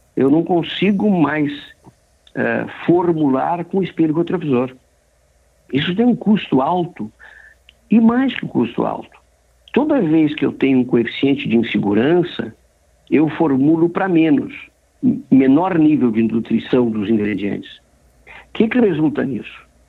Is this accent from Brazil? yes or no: yes; Brazil; nós somos brasileiros